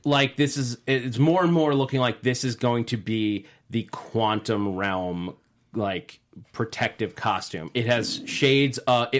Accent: New York, United States; I grew up in New York and I was there on September 11th.

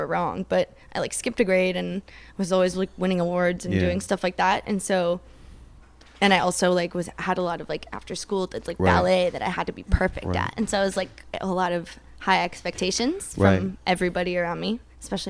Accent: Daytona Beach, Florida, United States; I grew up in Florida in like a kind of shitty town

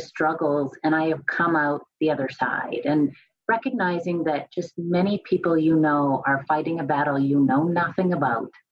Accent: Canada; moved away as an adult; now in United States; I am originally from Canada

